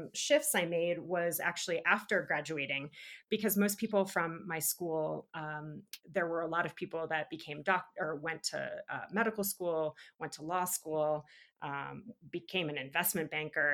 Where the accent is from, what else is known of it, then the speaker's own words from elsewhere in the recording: New England, United States; moved away as an adult; now in Park City, United States; growing up in New England